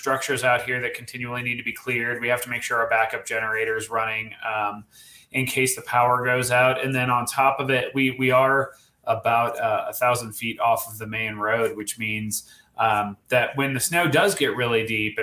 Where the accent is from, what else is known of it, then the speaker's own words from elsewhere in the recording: Colorado, United States; now in California, United States; I grew up in Colorado